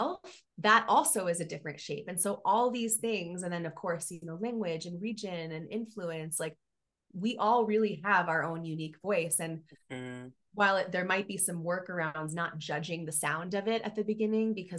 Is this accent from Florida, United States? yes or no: yes; Miami, Florida, United States; moved away as an adult; now in Colorado, United States; I grew up in Miami